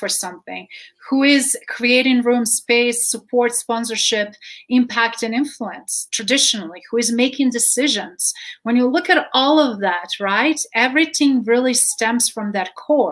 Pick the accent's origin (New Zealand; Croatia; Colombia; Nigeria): Croatia; English is a second language; now in Colorado, United States; I'm Croatian, but I grew up with two writing and reading styles